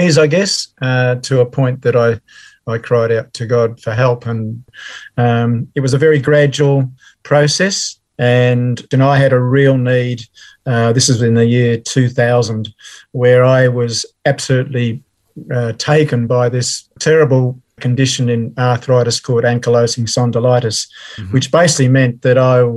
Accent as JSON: {"language": "English", "town": "Melbourne", "region": "Victoria", "country": "Australia", "tie": "born or raised there", "also_born_or_lived": "England", "said": "Born and raised in Melbourne. So I've always been a Melbourne person"}